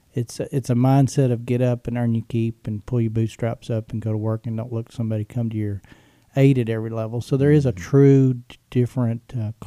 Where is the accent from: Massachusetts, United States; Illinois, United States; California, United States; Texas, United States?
Texas, United States; But growing up in West Texas, you know, you go to church, you're there probably when the doors are open.